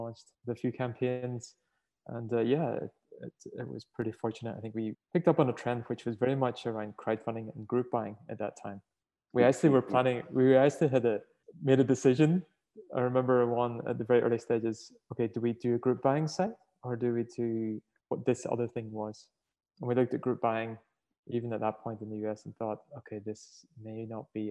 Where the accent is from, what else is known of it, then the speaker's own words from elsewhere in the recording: Northern Ireland, United Kingdom; moved away as an adult; now in Australia; you can tell from my accent, I'm not originally from here. So I sort of, right? From Ireland, sorry, Northern Ireland